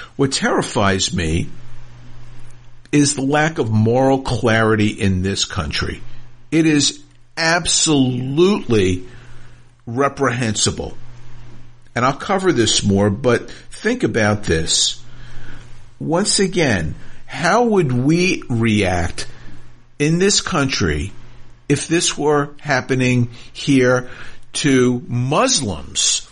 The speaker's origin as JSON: {"language": "English", "country": "United States", "said": "I, as an American Jew, a proud American Jew"}